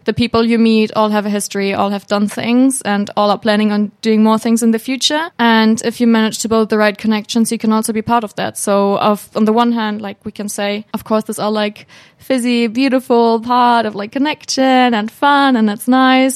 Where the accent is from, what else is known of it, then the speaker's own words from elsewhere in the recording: Hamburg, Germany; moved away as an adult; now in Finland; I'm a student from Hamburg, Germany